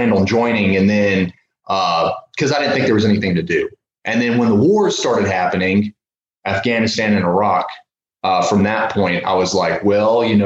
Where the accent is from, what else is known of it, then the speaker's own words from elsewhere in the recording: Mississippi, United States; moved away as an adult; now in Portland, United States; when I was in Mississippi, and a lot of people knew who I was there, especially in my hometown